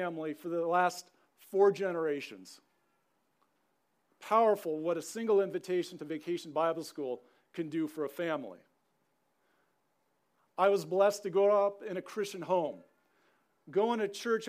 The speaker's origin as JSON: {"language": "English", "region": "Southern California", "country": "United States", "tie": "born or raised there", "also_born_or_lived": "Helena, Montana", "moved": "as an adult", "said": "Growing up in Southern California"}